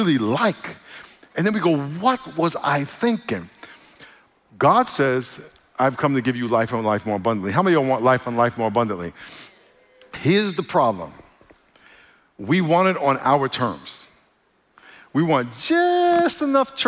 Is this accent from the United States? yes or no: yes; New York, United States; moved away; When I grew up in New York, where I grew up around a lot of Puerto Ricans who talk differently.